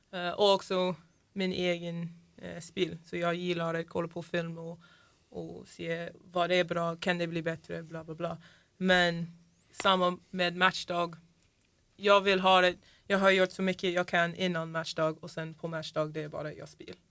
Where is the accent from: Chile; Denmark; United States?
United States; Florida; Swedish is a second language; moved away as an adult; also born or lived in Linköping, Sweden / Sunne, Sweden; now in Sweden; Jag är från Florida.